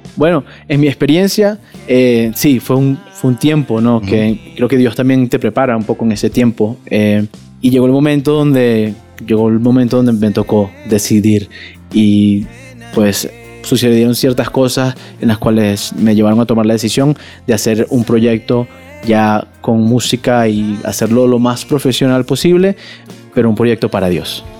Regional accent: Venezuela

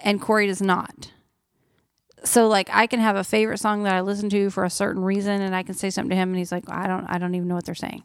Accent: Oklahoma, United States; moved away; I'm from Oklahoma

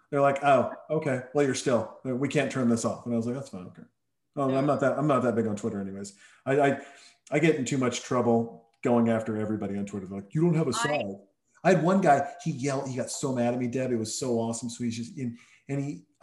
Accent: Montana, United States; moved away; also born or lived in Helena, Montana / Townsend, Montana / Whitefish, Montana; I'm from Helena, Montana, Townsend, Montana, but I grew up, some of my formative years were spent in the northwest corner of Montana

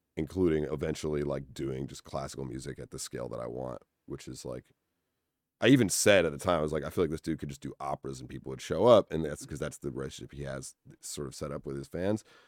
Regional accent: Winchester, Massachusetts, United States; moved away as an adult; also born or lived in New Haven, Connecticut; now in Los Angeles, United States; I grew up in Winchester, Massachusetts

